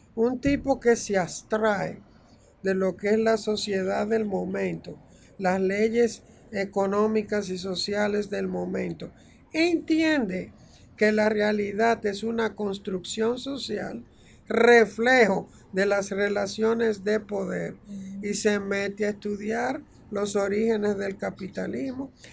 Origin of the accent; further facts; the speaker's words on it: Santiago de los Caballeros, Santiago, Dominican Republic; moved away as an adult; nosotros además como eh, dominicanos